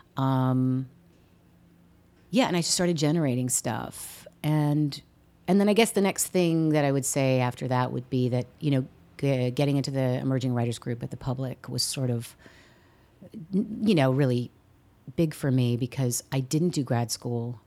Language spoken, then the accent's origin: English; San Diego, California, United States; moved away as an adult; also born or lived in Seattle; now in New York, United States; having grown up in California